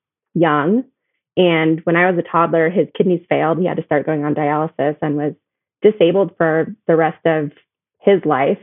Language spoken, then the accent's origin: English; San Joaquin Valley, Central California, United States; I grew up in Central California in farm country, really, in the San Joaquin Valley. Small town